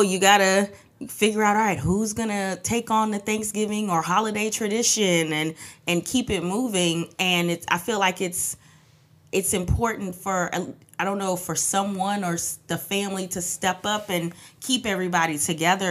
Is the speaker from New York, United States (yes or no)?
yes; New York, United States; also born or lived in Trinidad; I came from Trinidad to um, to New York when I was four